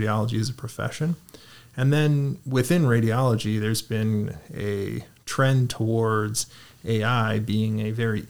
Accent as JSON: {"language": "English", "town": "Toronto", "region": "Ontario", "country": "Canada", "tie": "born or raised there", "lives_now": "Guelph, Canada", "said": "I was born and raised in Toronto"}